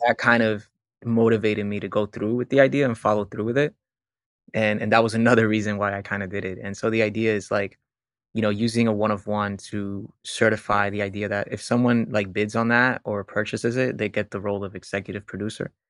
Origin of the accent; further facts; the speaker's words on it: Puerto Rico; now in Florida, United States; I was born in Puerto Rico.